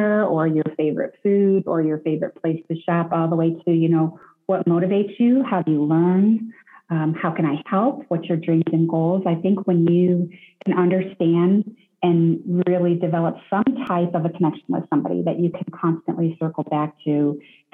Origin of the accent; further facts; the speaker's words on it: Detroit, Michigan, United States; I grew up in Detroit, the Detroit area